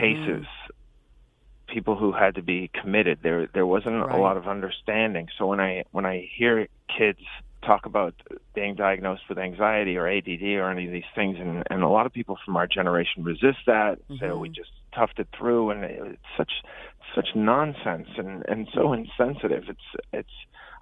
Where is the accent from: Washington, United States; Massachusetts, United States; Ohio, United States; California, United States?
Massachusetts, United States; Peabody; I grew up in Peabody, Massachusetts, which is right next to Salem